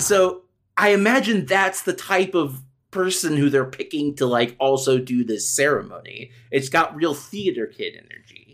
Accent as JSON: {"language": "English", "country": "United States", "said": "I'm American"}